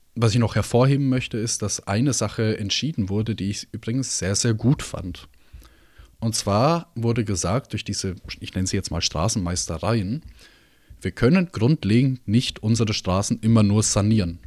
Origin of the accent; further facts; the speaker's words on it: Germany; bei uns in Deutschland